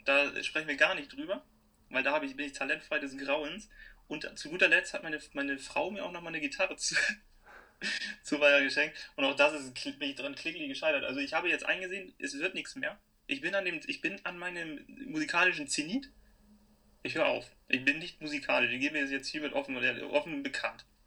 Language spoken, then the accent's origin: German; Hamburg, Germany; ich komme aus Hamburg